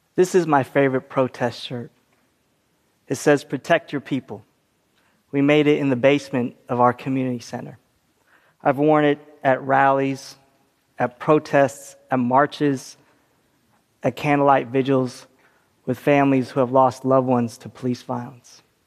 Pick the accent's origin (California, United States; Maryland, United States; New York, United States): California, United States; my home state of California